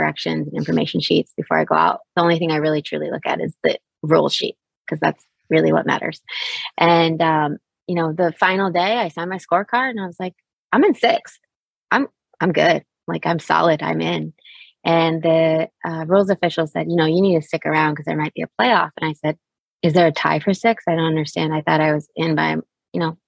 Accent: Fairfax, Virginia, United States; I grew up, Fairfax, Virginia, Chantilly area. I went to Chantilly High School

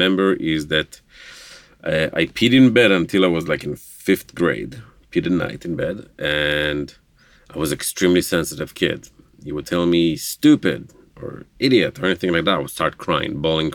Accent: Jerusalem, Jerusalem District, Israel; first language Hebrew; English is a second language; moved away as an adult; also born or lived in southern Israel; I am from Israel, Jerusalem, Israel. Born and raised, grew up, speaking Hebrew.

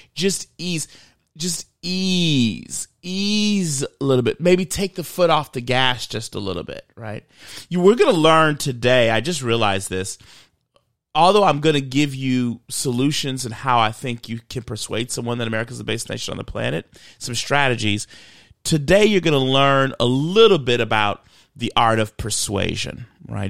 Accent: Michigan, United States; I grew up in Michigan

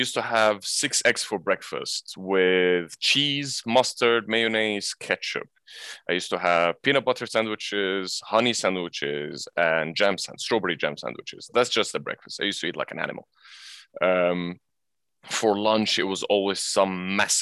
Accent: Egypt; moved away as an adult; also born or lived in England; now in Abu Dhabi, United Arab Emirates; I was born in England, but I'm Egyptian, so I grew up in Egypt

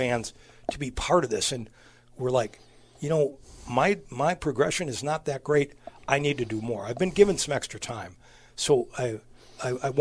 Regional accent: Stratford, Wisconsin, United States; also born or lived in Madison, Wisconsin / Hayward, Wisconsin; I grew up in Wisconsin. Went to high school at a small town in central Wisconsin, Stratford

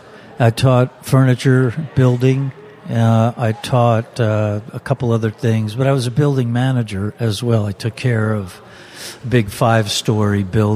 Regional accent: Essex County, New Jersey, United States; moved away; I'm from New Jersey. I grew up in Essex County, about 25 miles from Manhattan, and immigrant grandparents on one side.

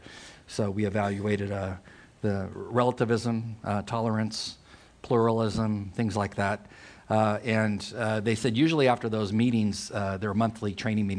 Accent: Poway, California, United States; I'm from Poway, California. When my dad transferred to the federal building in San Diego with customs, they purchased a home in Poway, and I married the girl next door, Liz

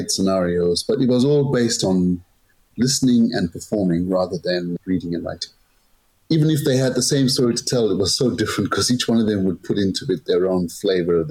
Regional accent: Zimbabwe; now in London, United Kingdom; I'm originally from Zimbabwe, but I'm based in London

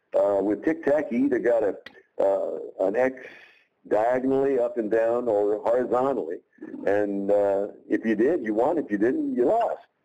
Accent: Jackson, Tennessee, United States; the local 250 watt radio station in my hometown of Jackson, Tennessee

